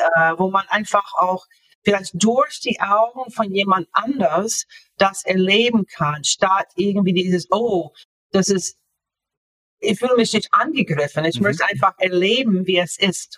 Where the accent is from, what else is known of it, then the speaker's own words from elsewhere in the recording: Florida, United States; German is a second language; moved away as an adult; also born or lived in Japan / Northern Germany; now in Germany; ich bin in den USA aufgewachsen, ähm, in Florida aufgewachsen